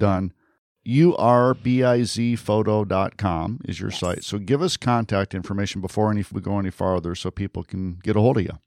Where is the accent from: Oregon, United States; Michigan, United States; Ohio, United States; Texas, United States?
Michigan, United States; moved away; I'm from Michigan originally